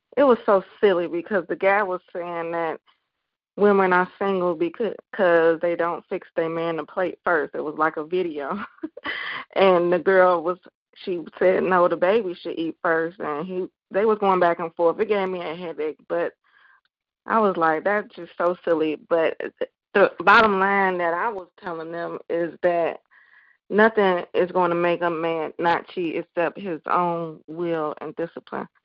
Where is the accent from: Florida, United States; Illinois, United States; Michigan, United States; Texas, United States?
Illinois, United States; Chicago; my hometown. Shout out to Chicago